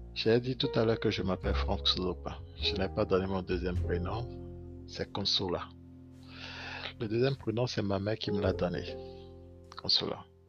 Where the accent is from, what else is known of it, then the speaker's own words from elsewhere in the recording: Benin; Je suis né au Bénin. J'ai grandi au Bénin